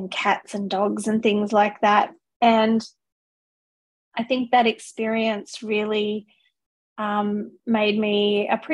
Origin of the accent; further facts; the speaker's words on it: Australia; moved away as an adult; also born or lived in Singapore / United Kingdom; now in New Zealand; I am Australian